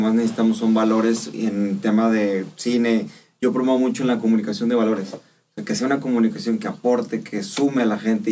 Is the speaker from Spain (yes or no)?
no; Mexico